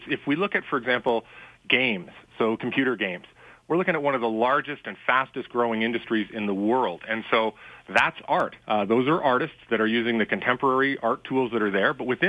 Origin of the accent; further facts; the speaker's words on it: Canada; being Canadian, that we have a massive country with a lot of magnificent land